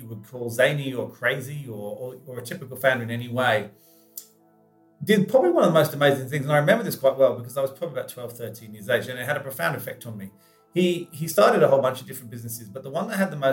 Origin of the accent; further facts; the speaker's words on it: England, United Kingdom; I grew up in England